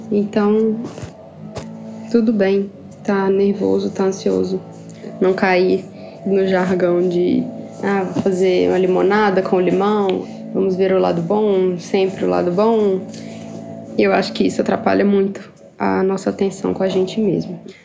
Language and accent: Portuguese; Ipatinga, Minas Gerais, Brazil; moved away as an adult; now in Sweden; Eu sou do interior de Minas, da cidade de Patinga. E atualmente eu moro na Suécia.